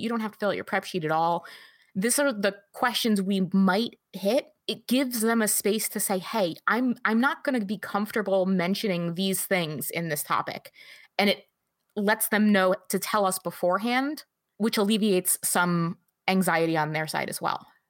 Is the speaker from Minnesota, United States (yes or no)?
no; New Jersey, United States; now in Michigan, United States; I grew up in North Jersey. So I'm a New York City girl, just like Amanda